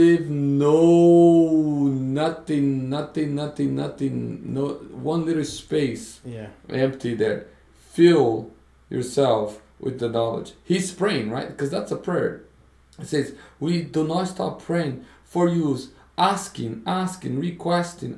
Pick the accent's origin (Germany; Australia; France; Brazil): Brazil; moved away; growing up in Brazil.